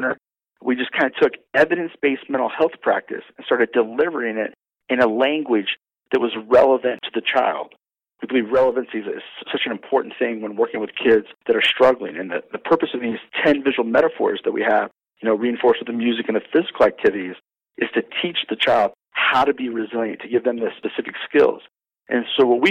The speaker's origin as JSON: {"language": "English", "region": "Maryland", "country": "United States", "said": "I'm from Maryland. Maryland's the crab state"}